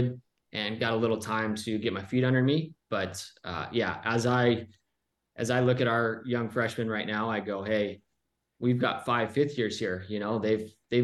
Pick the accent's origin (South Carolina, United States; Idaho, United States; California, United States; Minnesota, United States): California, United States; Southern; also born or lived in Pennsylvania; I was from Southern California.